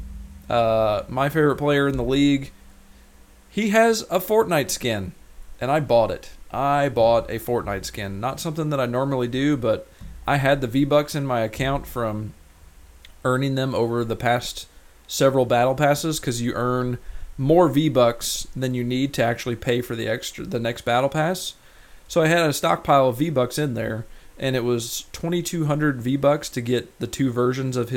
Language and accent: English; Rolla, Missouri, United States; moved away; my hometown of Rolla, Missouri